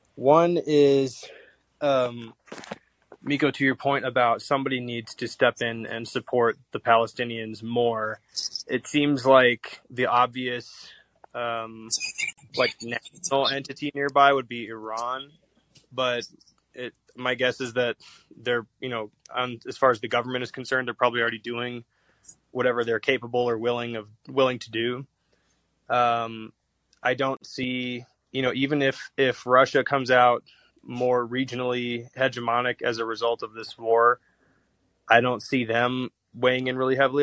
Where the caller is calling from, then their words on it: Toluca, State of Mexico, Mexico; I'm calling from uh, Toluca, in Mex in Mexico State right now.